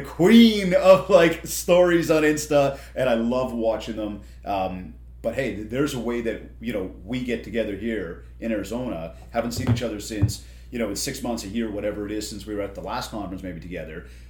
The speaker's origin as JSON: {"language": "English", "country": "Canada", "said": "I'm from Canada"}